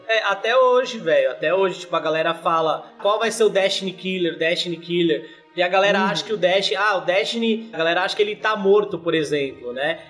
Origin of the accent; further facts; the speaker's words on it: São Bernardo do Campo, São Paulo, Brazil; Eu sou de São Bernardo, ABC Paulista